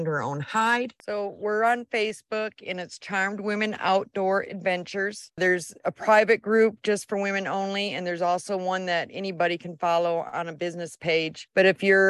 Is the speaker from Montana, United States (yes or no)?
no; Mancelona, Michigan, United States; moved away as an adult; now in Texas, United States; I'm from Northern Michigan, a little town called Mancelona. I was born and raised there.